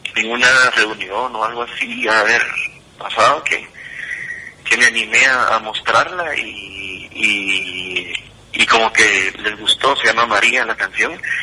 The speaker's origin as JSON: {"language": "Spanish", "region": "Quetzaltenango", "country": "Guatemala", "tie": "born or raised there", "said": "yo nací aquí en el San Rafael, en el Hospital San Rafael, la zona 1. Y bueno, estuve aquí y crecí"}